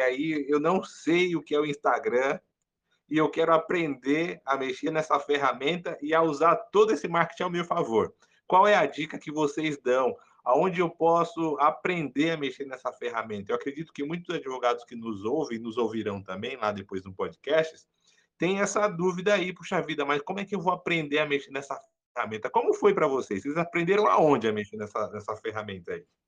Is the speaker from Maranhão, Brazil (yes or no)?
yes; interior of Maranhão, Brazil; estou saindo lá do interior do Maranhão, onde é a minha terra